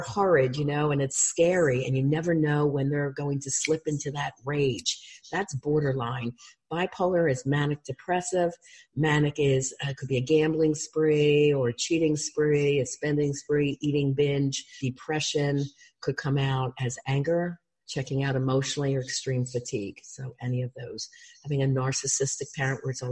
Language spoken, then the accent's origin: English; Huntingdon Valley, Pennsylvania, United States; I grew up in Huntington Valley, outside of Philly